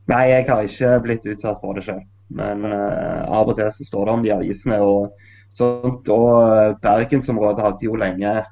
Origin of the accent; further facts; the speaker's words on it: Norway; Jeg er jo norsk musiker.